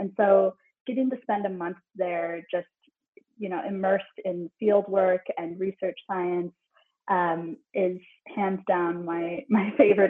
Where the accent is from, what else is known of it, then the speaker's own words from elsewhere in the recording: Midwest, United States; But I was just a kid growing up in the Midwest